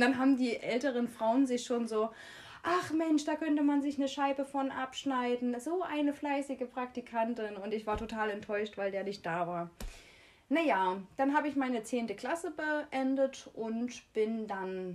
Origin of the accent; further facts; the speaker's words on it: Jena, Thuringia, Germany; wir kommen aus Jena